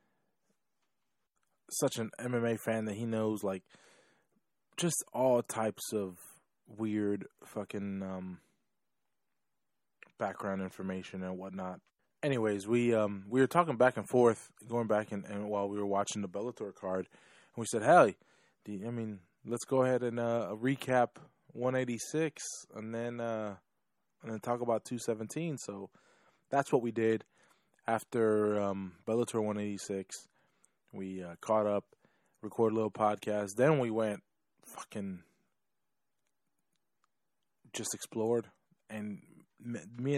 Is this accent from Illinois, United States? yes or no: yes; Chicago, Illinois, United States; now in Florida, United States; I was born originally from Chicago